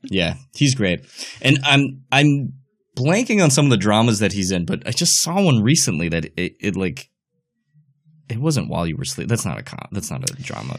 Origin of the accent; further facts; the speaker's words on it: United States; As an American